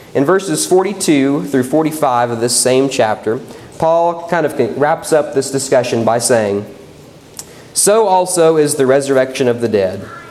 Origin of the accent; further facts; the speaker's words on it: West Virginia, United States; moved away; where I grew up in West Virginia